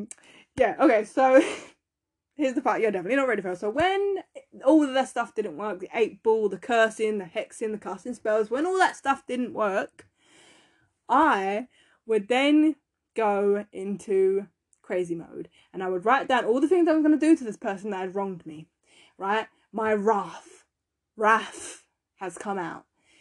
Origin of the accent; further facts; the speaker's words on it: London, United Kingdom; also born or lived in Essex; because I moved from East London to a different part of East London, but it's in Essex.